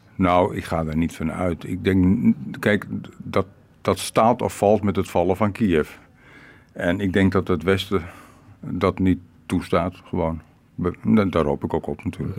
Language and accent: Dutch; Rotterdam, South Holland, Netherlands; now in Ukraine; geen toerist en geen ex-Nederlander of wat ook. Ex-Rotterdammer